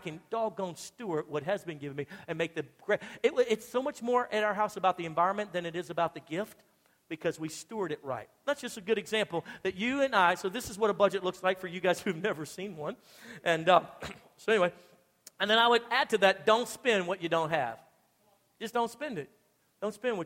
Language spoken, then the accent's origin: English; Louisiana, United States; now in Texas, United States; I'm from Louisiana originally